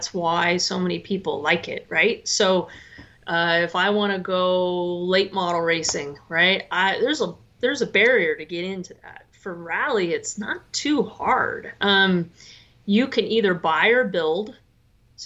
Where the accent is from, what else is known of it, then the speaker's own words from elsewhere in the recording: Northern California, United States; I'm Northern California